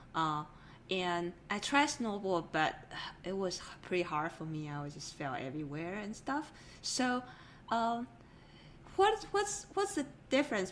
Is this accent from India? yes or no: no; Taiwan; moved away; I grew up in an island from Taiwan originally.